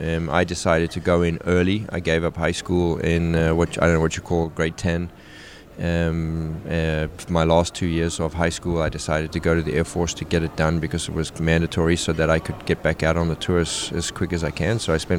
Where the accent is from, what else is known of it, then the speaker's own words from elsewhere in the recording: South Africa; You know, in South Africa, we had one TV channel, and we literally only had Wimbledon as tennis through the ye